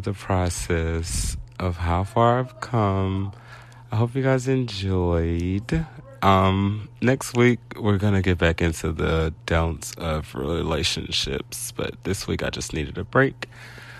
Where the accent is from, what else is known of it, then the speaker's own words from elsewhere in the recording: United States; I'm from South Park.